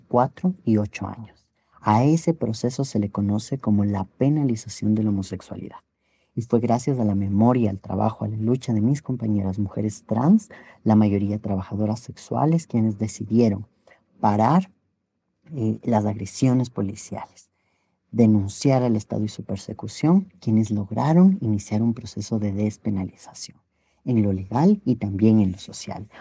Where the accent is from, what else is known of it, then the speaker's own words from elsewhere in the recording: Ecuador; En el Ecuador, en mi país